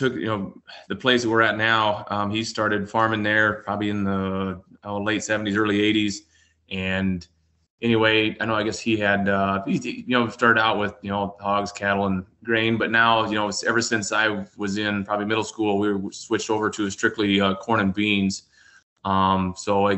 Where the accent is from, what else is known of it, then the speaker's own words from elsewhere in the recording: South Central South Dakota, United States; born and raised in South Central South Dakota here. We're about 30 miles west of Mitchell